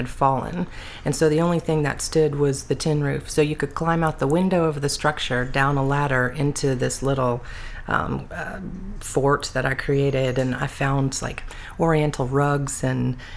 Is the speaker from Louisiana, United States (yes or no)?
yes; New Orleans, North Shore, Louisiana, United States; I was born in New Orleans, lived North Shore most of my time